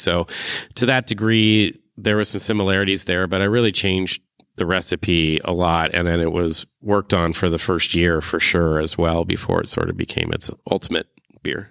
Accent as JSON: {"language": "English", "town": "Cupertino", "region": "California", "country": "United States", "moved": "as an adult", "lives_now": "Eugene, United States", "said": "I'm from Cupertino, California to Eugene to be a duck"}